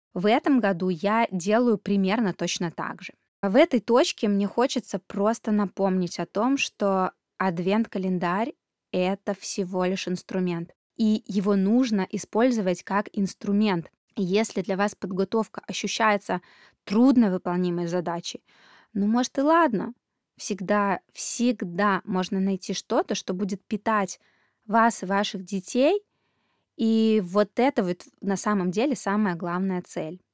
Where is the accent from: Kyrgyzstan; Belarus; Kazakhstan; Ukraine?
Belarus; moved away; Сама я родом из Беларуси